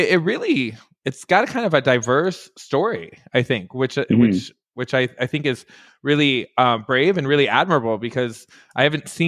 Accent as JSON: {"language": "English", "town": "Detroit", "region": "Michigan", "country": "United States", "tie": "born or raised there", "said": "I grew up right outside of Detroit, Michigan"}